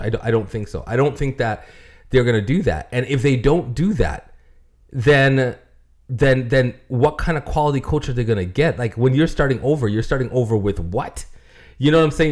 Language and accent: English; Toronto, Ontario, Canada; I'm from Toronto